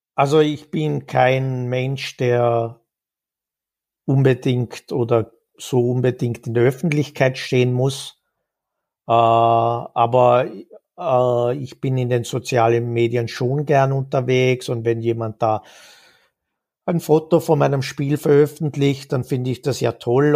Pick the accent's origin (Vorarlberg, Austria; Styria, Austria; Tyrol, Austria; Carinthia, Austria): Vorarlberg, Austria; now in Vienna, Austria; Vorarlberg geboren im Westen Österreichs. Das hört man vielleicht noch ein bisschen raus.